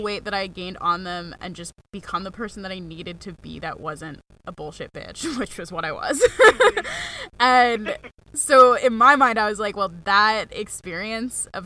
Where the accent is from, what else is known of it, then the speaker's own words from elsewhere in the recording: Mount Washington Valley, New Hampshire, United States; also born or lived in Maine; I'm from Mount Washington Valley